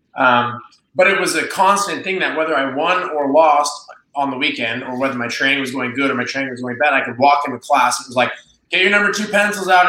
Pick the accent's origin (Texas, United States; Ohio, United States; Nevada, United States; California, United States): Nevada, United States; Las Vegas; I'm from Las Vegas, I'm proud to be from Las Vegas